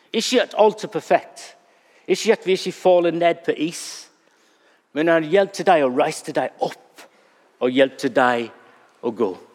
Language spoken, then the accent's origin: Norwegian; England, United Kingdom; Norwegian is a second language; now in Norway; Når jeg er engelskmann